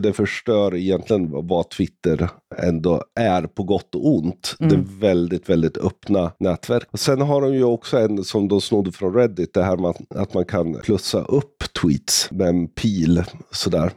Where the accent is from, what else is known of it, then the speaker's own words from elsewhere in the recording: Sweden; Jag är svensk, jag är 50 år